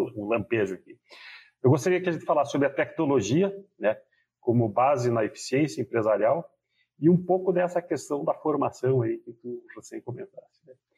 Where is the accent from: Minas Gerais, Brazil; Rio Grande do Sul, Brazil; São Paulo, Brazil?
Rio Grande do Sul, Brazil; eu sou gaúcho e o gaúcho usa o tu